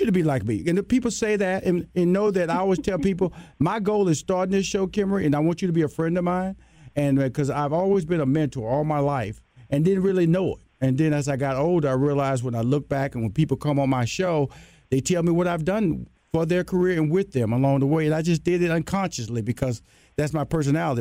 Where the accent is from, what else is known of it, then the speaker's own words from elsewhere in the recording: Houston, Texas, United States; I'm from Houston, Texas, a Southern boy